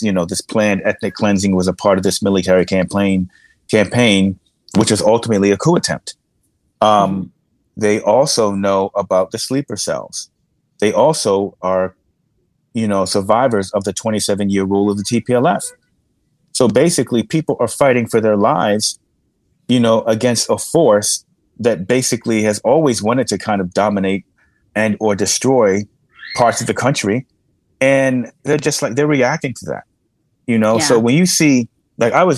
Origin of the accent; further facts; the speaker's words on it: New York, United States; in the US as a New Yorker